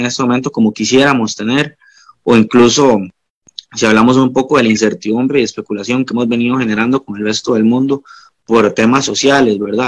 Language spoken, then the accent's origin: Spanish; Guanacaste, Costa Rica; soy de Guanacaste